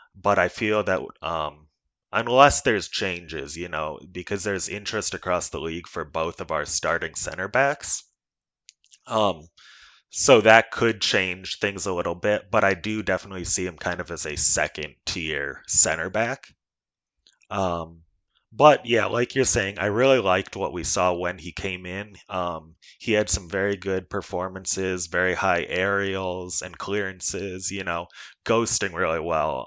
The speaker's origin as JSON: {"language": "English", "region": "Iowa", "country": "United States", "said": "I'm from Iowa. I live and, um, work here."}